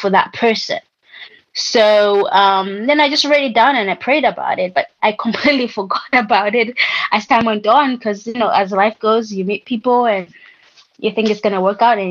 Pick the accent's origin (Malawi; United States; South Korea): Malawi; growing up in Malawi